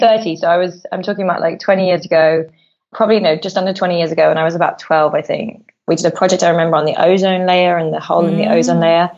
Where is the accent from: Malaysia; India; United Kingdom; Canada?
United Kingdom; London; I grew up in London, and so I'm a through and through kind of bred city girl